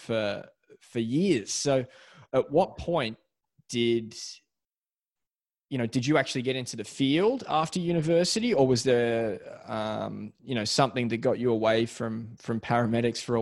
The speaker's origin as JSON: {"language": "English", "town": "Melbourne", "region": "Victoria", "country": "Australia", "tie": "born or raised there", "moved": "yes", "said": "I'm from Beaumaris, so south of St Kilda, but just growing up with no waves"}